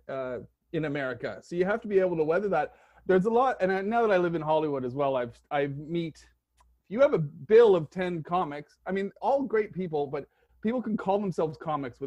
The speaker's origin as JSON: {"language": "English", "region": "Eastern Canada", "country": "Canada", "tie": "born or raised there", "also_born_or_lived": "Scotland / Britain", "moved": "as an adult", "lives_now": "Los Angeles, United States", "said": "I'm originally from Eastern Canada"}